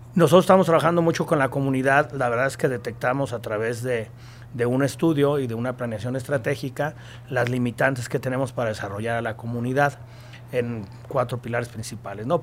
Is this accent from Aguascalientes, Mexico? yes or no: yes; Aguascalientes, Mexico; Yo soy de Aguascalientes, la empresa es de Aguascalientes